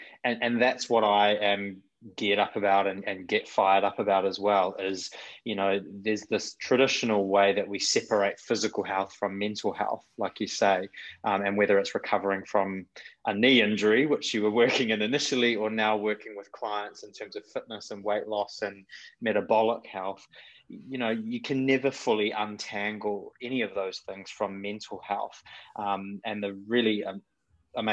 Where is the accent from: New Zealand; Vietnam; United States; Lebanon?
New Zealand; accent: mixed; moved away; You can probably tell from my terrible, mixed up, weird accent that I'm originally from Kiwi shores.